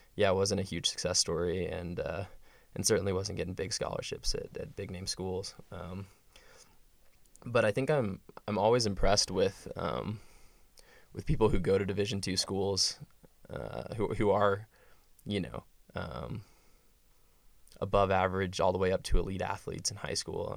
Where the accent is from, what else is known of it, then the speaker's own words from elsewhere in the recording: West Texas, United States; moved away as an adult; I'm from West Texas